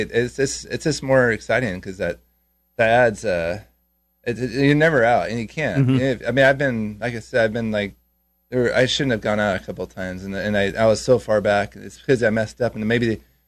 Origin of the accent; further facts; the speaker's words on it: California, United States; I grew up in California